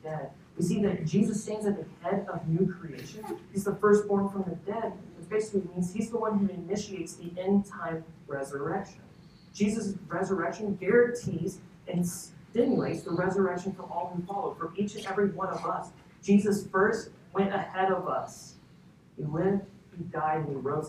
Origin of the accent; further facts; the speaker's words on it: Kentucky, United States; now in Texas, United States; I come from Kentucky